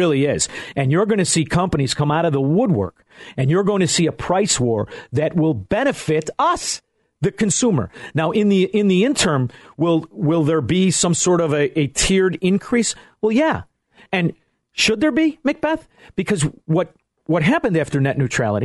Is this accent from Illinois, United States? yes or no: yes; Elmwood Park, Illinois, United States; I am from Elmwood Park, Illinois.